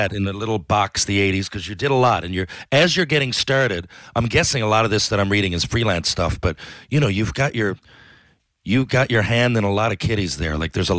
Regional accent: Newfoundland and Labrador, Canada; I'm from Newfoundland, obviously, so is he.

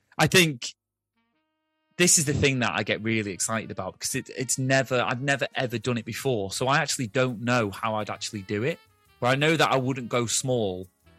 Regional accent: Ulster, Ireland; now in United Kingdom; I'm from Ireland originally, but I live in the UK now, so you can't really place where my accent's from. But, yeah, I'd love to go back to Donegal.

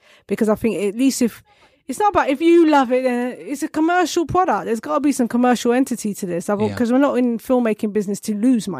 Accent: United Kingdom; I'm a British filmmaker. I'm a black British female filmmaker as well.

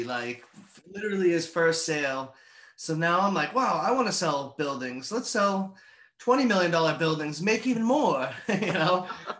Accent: Stoneham, Massachusetts, United States; also born or lived in Southern California; So I'm from Stoneham, Massachusetts. Lived here most of my life. When I was in my 20s, I moved out to California. Lived out there for 3 years in Southern California.

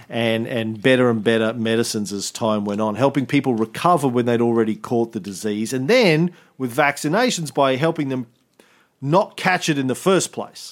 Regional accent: Australia; as an Australian

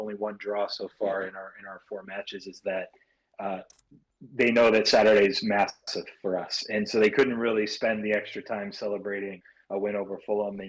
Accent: Los Angeles, California, United States; I'm from Southern California near Los Angeles. That's where I grew up

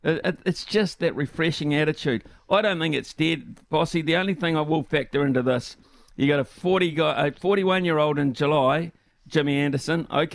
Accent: New Zealand

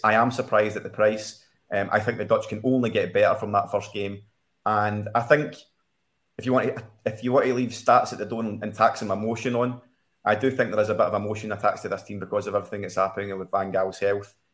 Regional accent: Scotland, United Kingdom; a Scotsman

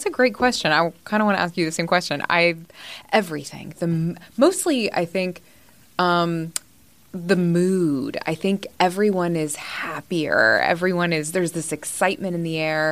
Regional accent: Indiana, United States; I'm from Indiana

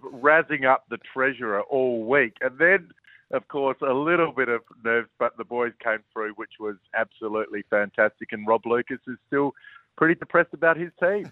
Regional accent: Port Adelaide, South Australia, Australia; I grew up in Port Adelaide

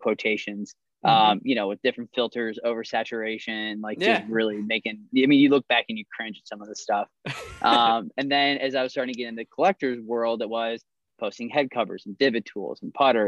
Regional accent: St. Louis, Missouri, United States; moved away as an adult; now in Northern California, United States; originally I'm born and raised in St. Louis, Missouri.

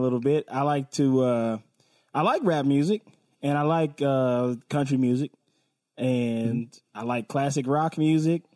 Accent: West Coast, United States; I'm from the West Coast

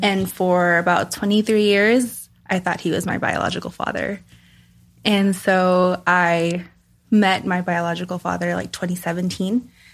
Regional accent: Los Angeles, California, United States; I grew up in California, Southern California, um, Koreatown, LA area

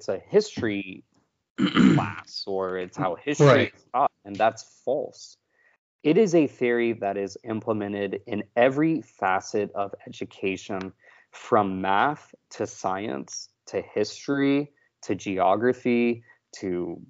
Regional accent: Texas, United States; moved away; also born or lived in Florida; I grew up in Texas

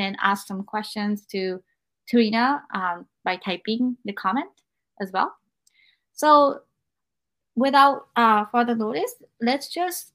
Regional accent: Japan; now in United States; I have experienced all of this growing up in Japan, and after I came to America

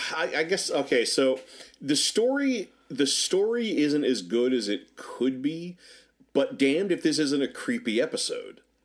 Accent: Norfolk, Virginia, United States; growing up in Norfolk, Virginia

